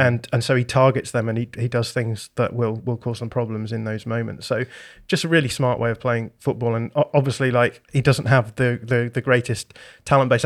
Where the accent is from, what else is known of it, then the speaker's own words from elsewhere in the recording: Bradford, Yorkshire and the Humber, United Kingdom; I was born in Bradford